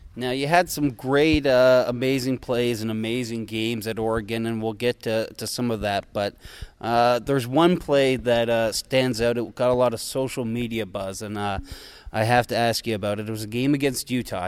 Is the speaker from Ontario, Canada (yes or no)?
no; Fredericton, New Brunswick, Canada; my hometown of the flooded Fredericton, New Brunswick